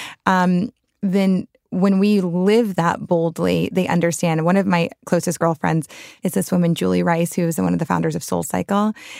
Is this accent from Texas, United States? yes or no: no; New Orleans, Louisiana, United States; I grew up in the French Quarter, New Orleans